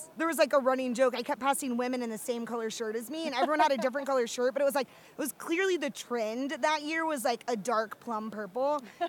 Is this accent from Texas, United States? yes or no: no; Georgia, United States; So I'm from Georgia, and I grew up, like, suction hiking here.